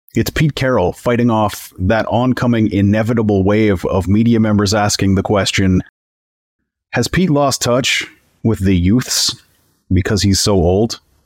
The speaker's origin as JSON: {"language": "English", "region": "Northern Canada", "country": "Canada", "tie": "born or raised there", "said": "my northern Canadian hometown"}